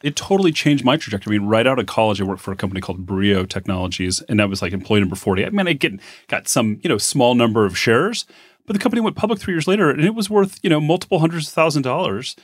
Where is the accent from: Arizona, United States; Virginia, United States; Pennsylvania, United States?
Arizona, United States; Phoenix; also born or lived in Bay Area; now in Reno, United States; I grew up in Phoenix